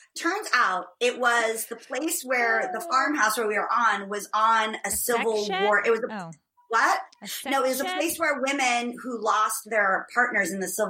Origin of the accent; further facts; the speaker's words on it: Ireland; And I'm Irish, so it takes a lot more than one glass of wine to even make a dent in this lady's constitution.